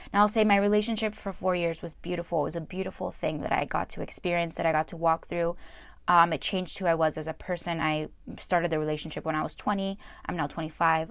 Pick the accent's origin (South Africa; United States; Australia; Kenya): United States; New Jersey; I was born in New Jersey